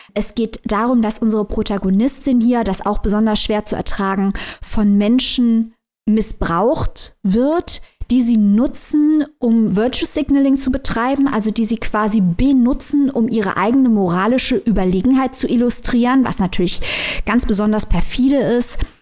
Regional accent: Germany; bei uns in Deutschland

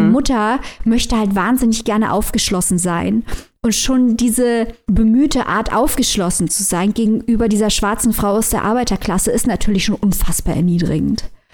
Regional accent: Germany; bei uns in Deutschland

